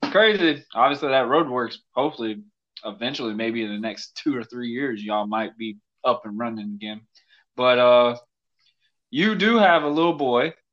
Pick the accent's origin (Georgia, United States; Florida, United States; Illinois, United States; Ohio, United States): Florida, United States; Yulee; hey, we're from Yulee. Oh, I had to say we're from Fernandina so people would know where we're from.